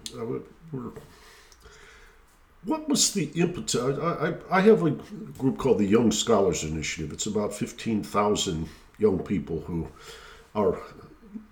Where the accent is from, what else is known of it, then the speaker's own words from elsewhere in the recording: Michigan, United States; I grew up in Michigan